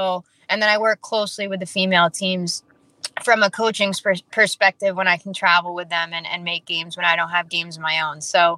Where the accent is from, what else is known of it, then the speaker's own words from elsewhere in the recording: British Columbia, Canada; but I play for a team out of Calgary, which is being from British Columbia.